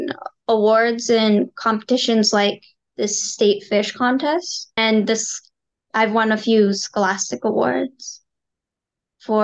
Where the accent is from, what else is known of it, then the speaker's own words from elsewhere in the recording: Atlanta, Georgia, United States; I'm from Atlanta, Georgia.